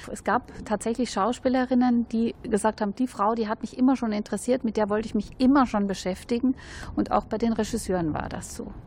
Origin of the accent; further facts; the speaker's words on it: Austria; now in Germany; ich bin ja Österreicherin